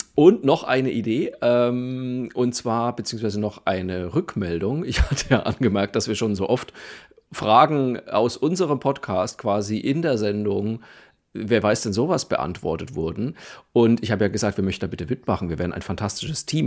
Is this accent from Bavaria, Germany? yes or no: yes; Franconia, Bavaria, Germany; ich komme ja aus der Provinz in Franken